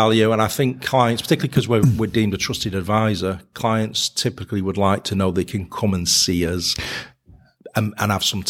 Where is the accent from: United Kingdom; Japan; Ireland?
United Kingdom; Manchester, North West England; and I'm a Mancunian, so I had to get that one in.